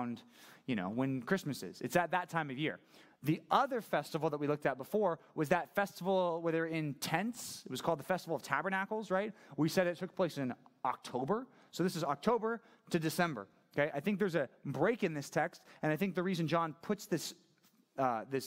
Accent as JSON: {"language": "English", "country": "United States", "said": "I'm just an American"}